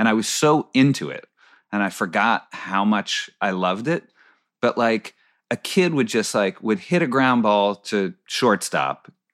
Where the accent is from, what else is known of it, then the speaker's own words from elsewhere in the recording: Boston, Massachusetts, United States; we used to go to Fenway growing up in Boston